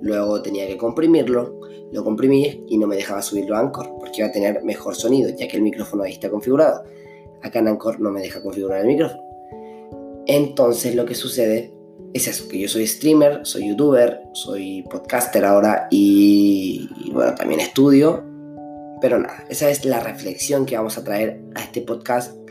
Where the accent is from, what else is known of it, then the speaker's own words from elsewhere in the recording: Chile; soy de Chile